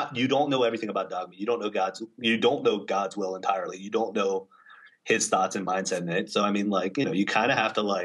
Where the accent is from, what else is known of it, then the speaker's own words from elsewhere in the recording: California, United States; now in East Coast, United States; I'm from California originally.